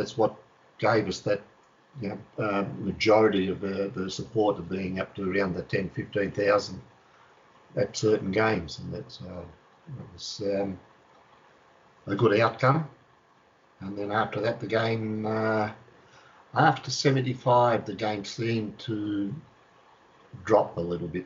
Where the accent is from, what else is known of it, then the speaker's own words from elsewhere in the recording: Melbourne, Victoria, Australia; Uh, back in that time, um, to try and make a comparison with you, when, once the A League started here